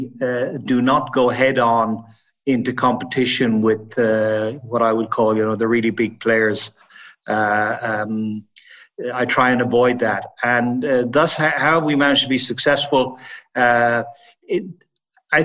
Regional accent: Ireland; moved away as an adult; also born or lived in Italy / Switzerland / Sweden / Netherlands; now in Frankfurt, Germany; I was born and raised in Ireland. And then I left Ireland in my early 20s

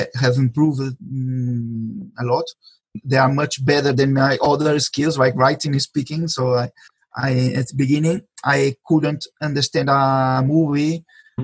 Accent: Brazil; first language Portuguese; English is a second language; moved away as an adult; now in Spain; Yes, I am Brazilian. I was born in Brazil, but I've been living in Spain for 20 years.

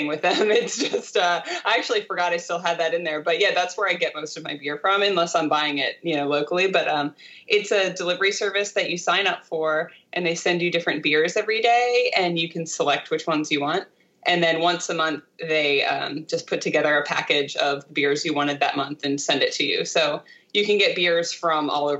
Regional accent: Delaware, United States; where I grew up in Delaware

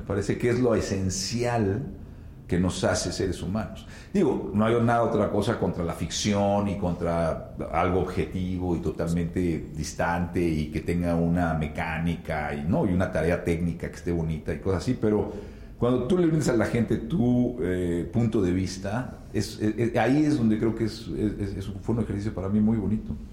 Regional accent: Mexico; como mexicanos

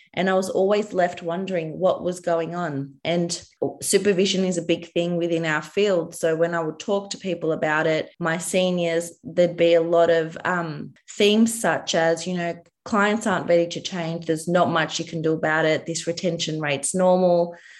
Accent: Australia; I'm a dietitian from Australia

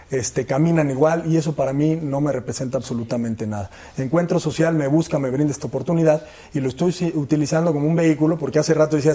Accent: Michoacán, Mexico; Michoacán no solo somos eso, los michoacanos no solo somos eso.

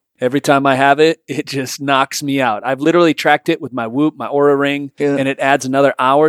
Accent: Michigan, United States; I'm from Michigan.

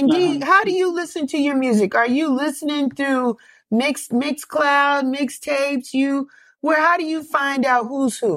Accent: New York City, New York, United States; I'm from the Bronx, the, the birthplace right, right, of hip hop.

